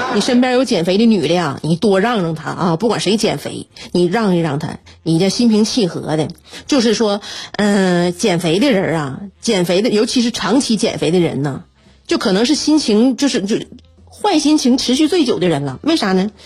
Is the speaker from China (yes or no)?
yes; Northeast China, China; 身为东北人呐，我就对这个我们北方这个四季特别分明的这种温度，我就是很习惯了